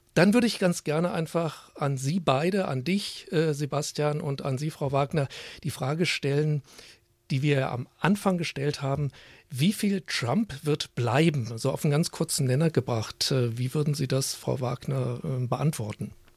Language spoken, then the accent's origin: German; Germany; bei uns in Deutschland